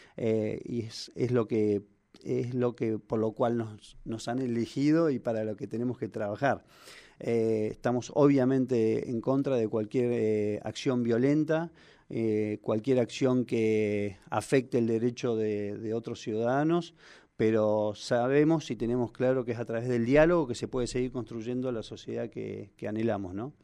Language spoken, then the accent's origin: Spanish; Argentina; Los argentinos somos